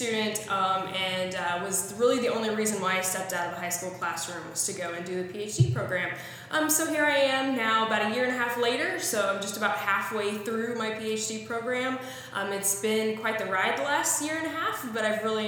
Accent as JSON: {"language": "English", "region": "Missouri", "country": "United States", "tie": "born or raised there", "said": "I am originally from Missouri, born and bred, proud of my Show Me State heritage."}